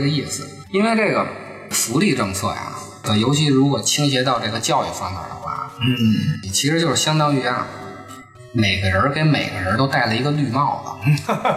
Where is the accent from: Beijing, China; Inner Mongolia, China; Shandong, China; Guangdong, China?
Beijing, China; 作为咱们北京人